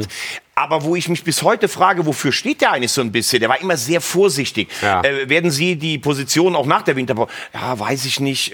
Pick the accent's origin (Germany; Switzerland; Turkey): Germany; Rhineland; bei uns im Rheinland